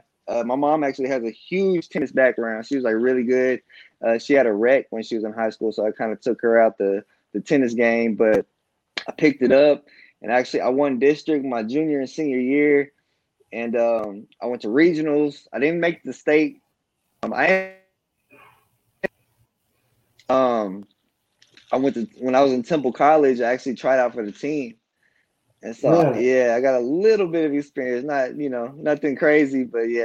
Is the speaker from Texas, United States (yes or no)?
yes; Marlin, Texas, United States; I'm from Marlin, Texas, born and raised. I've lived here my whole life